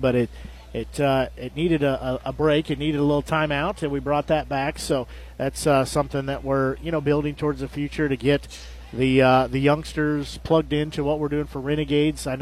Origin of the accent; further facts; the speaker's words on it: Nevada, United States; growing up in Nevada